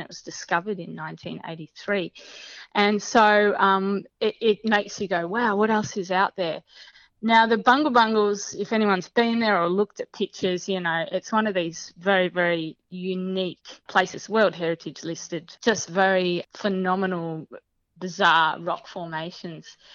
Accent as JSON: {"language": "English", "area": "Dandenong Ranges", "region": "Victoria", "country": "Australia", "tie": "born or raised there", "moved": "as an adult", "lives_now": "Broome, Australia", "said": "I also grew up in Victoria. Um, so I uh, grew up in the patch in the in the Dandenong Ranges"}